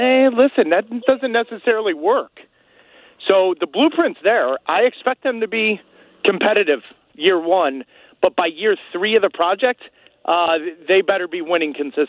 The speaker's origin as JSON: {"language": "English", "country": "United States", "said": "because we're American"}